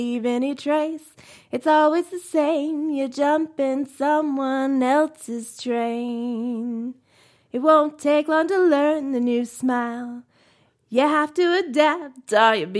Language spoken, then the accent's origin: English; Southeast Texas, United States; accent: Cajun; moved away; I came back from Southeast Texas